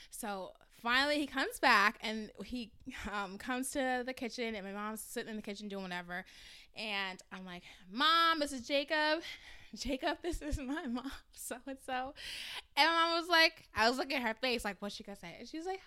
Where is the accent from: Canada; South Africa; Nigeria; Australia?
Nigeria; I'm Nigerian, and so I'm also the first daughter